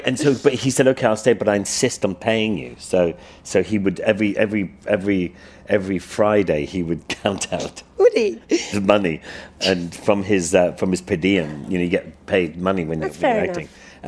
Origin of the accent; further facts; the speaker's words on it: Ireland; I grew up in Ireland.